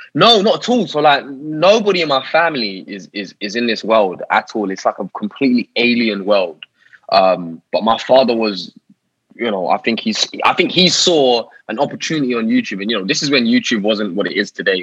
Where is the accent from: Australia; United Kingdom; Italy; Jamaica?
United Kingdom; Harrow, London; So I grew up in northwest London, a little town in northwest London called Harrow